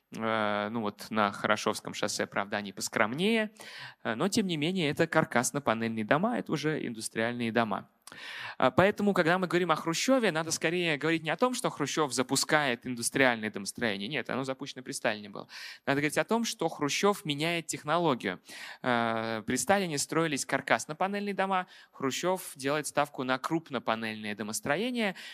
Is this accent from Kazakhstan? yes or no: no; Moscow, Russia; как москвич